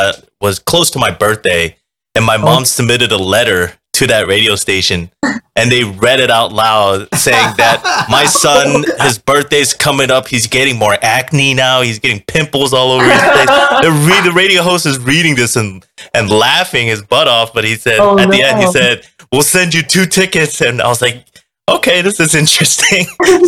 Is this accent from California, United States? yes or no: yes; Fremont, California, United States; I grew up in Fremont.